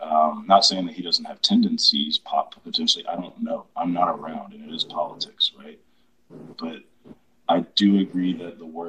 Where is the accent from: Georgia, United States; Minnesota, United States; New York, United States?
Georgia, United States; So I'm from Georgia.